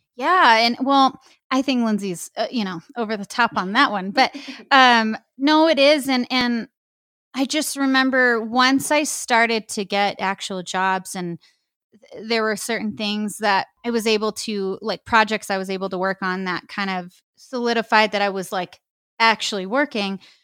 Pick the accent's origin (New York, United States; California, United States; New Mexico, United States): New Mexico, United States; I'm from New Mexico. I've been here my whole life, never lived anywhere else.